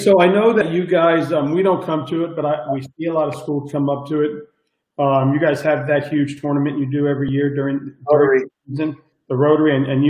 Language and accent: English; Miami Beach, Florida, United States; I grew up on Miami Beach, but old Miami Beach, right?